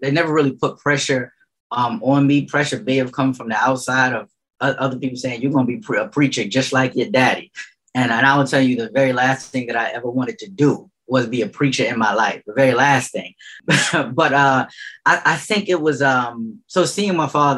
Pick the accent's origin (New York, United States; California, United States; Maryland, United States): New York, United States; New York City; I grew up in St. Nicholas projects